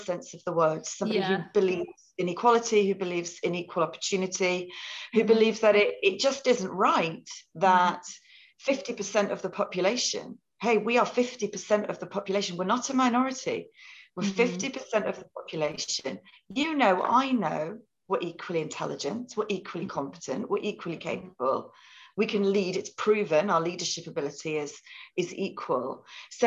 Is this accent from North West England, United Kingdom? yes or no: yes; near Liverpool, North West England, United Kingdom; moved away as an adult; also born or lived in Cambridge; I was born near Liverpool